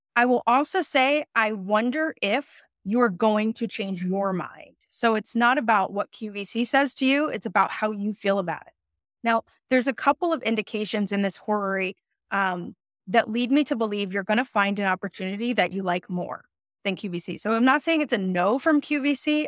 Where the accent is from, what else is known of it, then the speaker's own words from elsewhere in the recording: New York City, New York, United States; Brooklyn, New York represent in the house, I'm from New York City